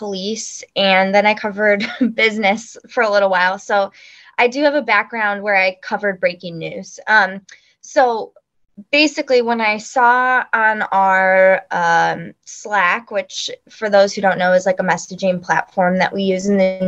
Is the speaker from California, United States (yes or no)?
no; Chicago, Illinois, United States; moved away as an adult; also born or lived in Columbia, Missouri / Springfield, Missouri; now in St. Louis, United States; I grew up in the Chicagoland area